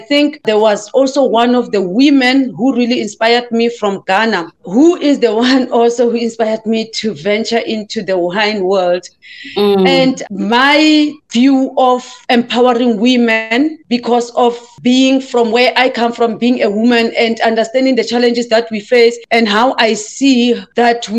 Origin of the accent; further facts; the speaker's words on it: South Africa; I am South African born, and I had my journey, you know, I had my struggles. My father was a farm worker, my mother as well, and I had to learn to survive at a very early stage. And I started working at the farms.